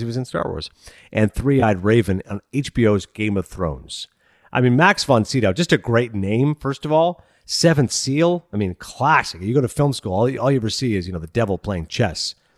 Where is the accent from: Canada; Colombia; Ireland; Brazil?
Canada; Kingston, Ontario; I grew up in Kingston, Ontario